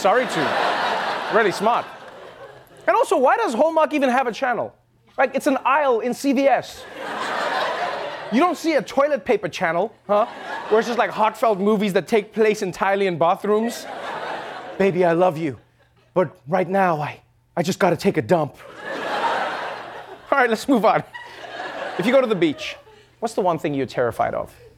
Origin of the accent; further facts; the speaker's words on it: South Africa; I'm South African